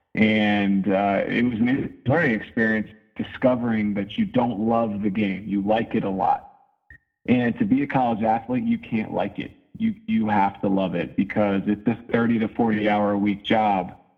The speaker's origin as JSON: {"language": "English", "area": "just outside of Philadelphia", "region": "Pennsylvania", "country": "United States", "tie": "born or raised there", "moved": "yes", "lives_now": "Denver, United States", "said": "I grew up just outside of Philadelphia"}